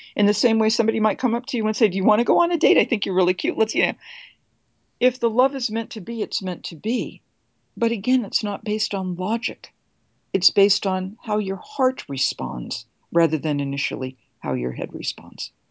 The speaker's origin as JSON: {"language": "English", "country": "United States", "said": "I'm an American."}